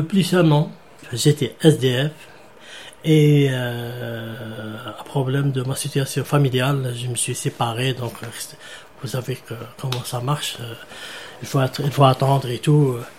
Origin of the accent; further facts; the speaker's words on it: Algeria; moved away as an adult; now in France; Je suis algérien. Algérien, je suis ici plus de 10 ans.